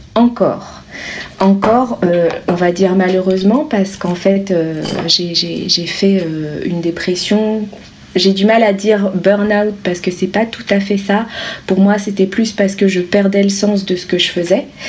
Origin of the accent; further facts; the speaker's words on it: France; je suis française